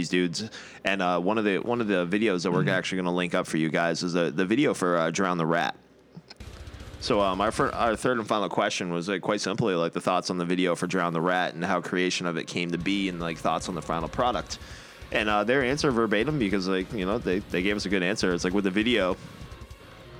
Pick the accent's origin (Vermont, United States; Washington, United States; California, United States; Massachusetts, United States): Massachusetts, United States; Boston; accent: Boston; my Boston accent